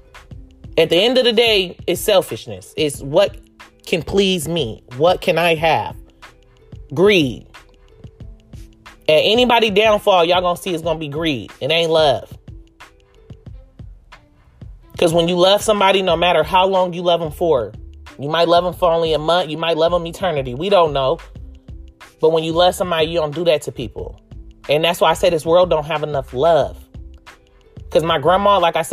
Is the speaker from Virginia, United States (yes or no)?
no; Oakland, California, United States; growing up in Oakland and East Oakland, because that's where I'm from, East Oakland, California, Brookfield to be exact